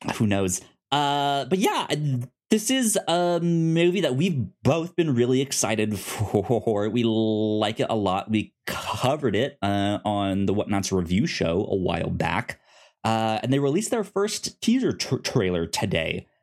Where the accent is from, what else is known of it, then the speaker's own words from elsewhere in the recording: United States; me as an American